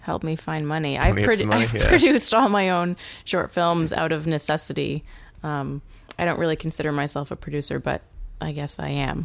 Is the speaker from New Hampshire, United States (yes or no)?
yes; New Hampshire, United States; I was raised by wolves in New Hampshire.